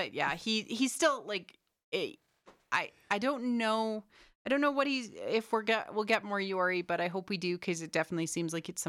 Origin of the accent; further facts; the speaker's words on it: Canada; we're Canadian, so.